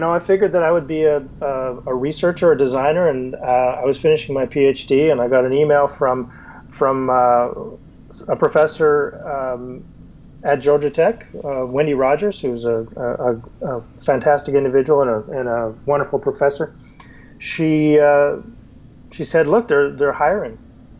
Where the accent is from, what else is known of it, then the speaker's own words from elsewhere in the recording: Canada; I'm Canadian. I was born in Montreal and grew up all across Canada.